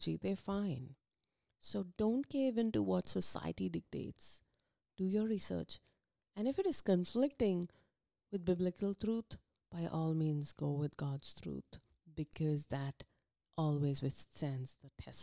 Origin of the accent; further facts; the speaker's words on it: India; moved away as an adult; now in United States; we came from India